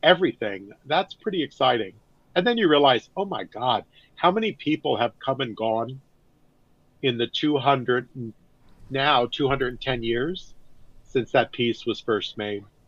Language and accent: English; Northern California, United States; I grew up in Northern California